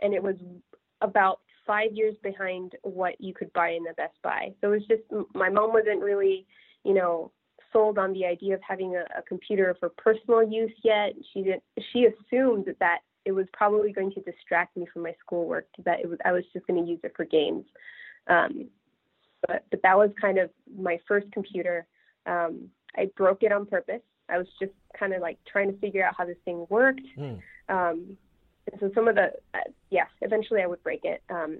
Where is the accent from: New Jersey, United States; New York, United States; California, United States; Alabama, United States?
California, United States; And I grew up in California, but I had no idea that Apple was just, you know, a 6 or 7 hour drive away.